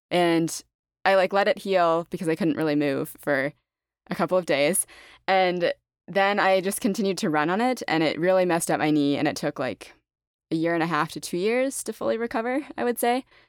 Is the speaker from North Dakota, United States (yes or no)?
yes; Fargo, North Dakota, United States; now in Austin, United States; I'm in Austin now, but I grew up in Fargo, North Dakota